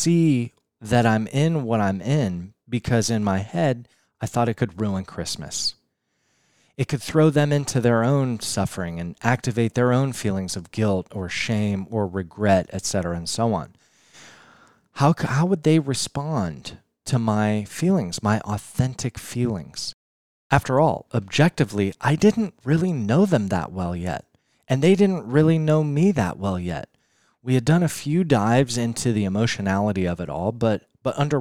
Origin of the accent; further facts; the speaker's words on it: Denver, Colorado, United States; I'm in my hometown of Denver, Colorado